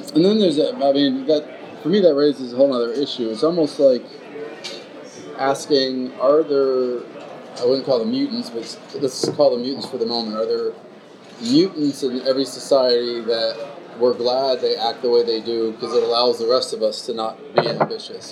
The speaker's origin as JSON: {"language": "English", "country": "United States", "tie": "born or raised there", "said": "growing up in America"}